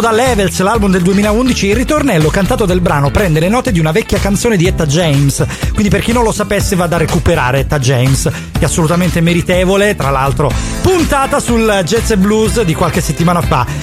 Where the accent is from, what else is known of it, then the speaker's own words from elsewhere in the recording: Catanzaro, Calabria, Italy; io sono di Catanzaro